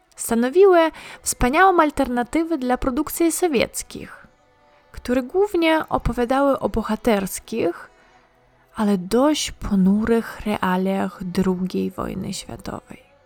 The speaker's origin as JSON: {"language": "Polish", "country": "Ukraine", "moved": "yes", "lives_now": "Poland", "said": "Pochodzę z Ukrainy, ale już długo mieszkam w Polsce."}